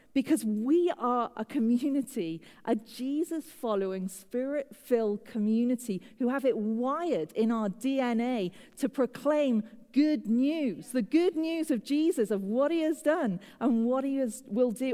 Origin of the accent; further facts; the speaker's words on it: United Kingdom; moved away as an adult; now in United States; as a Brit, living in the USA